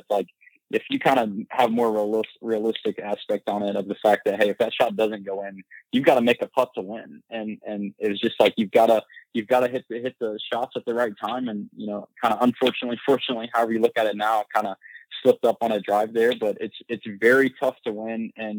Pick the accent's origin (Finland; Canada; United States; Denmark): United States; Midwest; I mean, I'm from the Midwest, you know, from not necessarily a small town, but pretty much in the middle of nowhere.